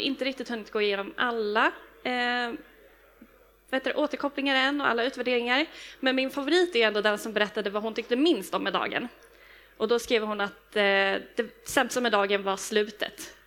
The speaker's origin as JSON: {"language": "Swedish", "town": "Stockholm", "region": "Stockholm County", "country": "Sweden", "said": "jag är från Stockholm"}